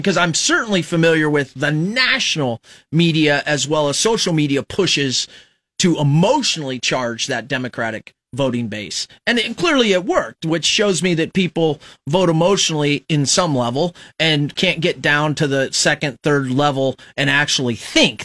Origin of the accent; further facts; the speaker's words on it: Fremont, Nebraska, United States; now in Lincoln, United States; I was raised in Fremont, so I wasn't really an Omaha or Lincoln guy